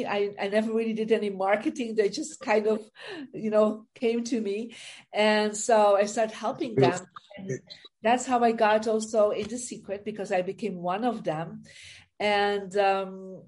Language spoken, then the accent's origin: English; Belgium; moved away as an adult; now in United States; I'm originally from Belgium, and I actually moved about 20 years ago to America